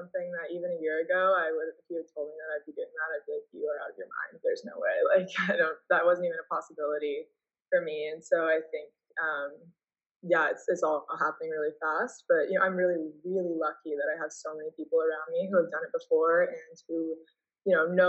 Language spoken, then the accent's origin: English; Canada; You know, just implying that like because I'm playing here, they should know that I'm Canadian.